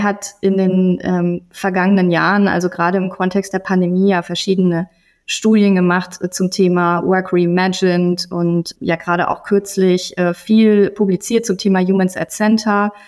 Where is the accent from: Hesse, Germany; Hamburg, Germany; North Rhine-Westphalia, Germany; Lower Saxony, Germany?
Hesse, Germany; Gießen; meiner Heimatstadt Gießen